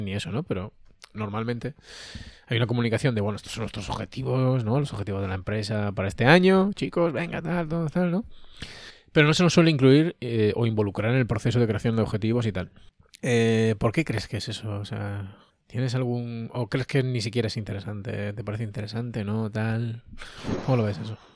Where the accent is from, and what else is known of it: Andalusia, Spain